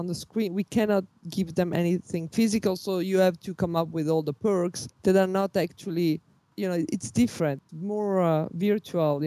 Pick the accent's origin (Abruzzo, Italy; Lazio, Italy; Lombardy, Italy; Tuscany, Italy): Lombardy, Italy; Milan; I was born in Milano